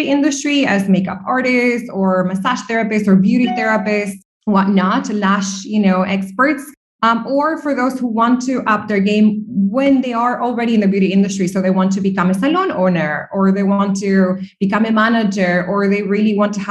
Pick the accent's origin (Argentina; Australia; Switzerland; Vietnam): Argentina; also born or lived in New York / Dublin, Ireland; now in Dubai, United Arab Emirates; I'm originally from Argentina